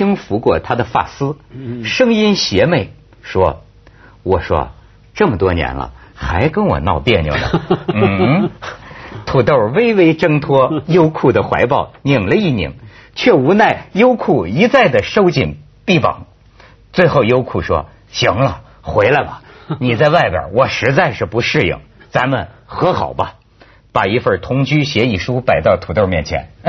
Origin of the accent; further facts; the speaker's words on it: China; 陆陆客是中性，不是骂我们大陆人，敢。